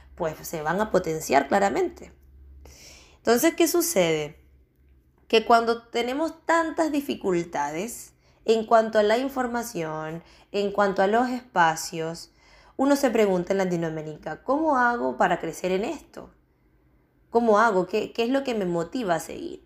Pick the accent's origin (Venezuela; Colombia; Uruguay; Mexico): Venezuela; moved away as an adult; also born or lived in Chile; now in Spain; Yo soy venezolana, pero ya llevo seis años fuera de Venezuela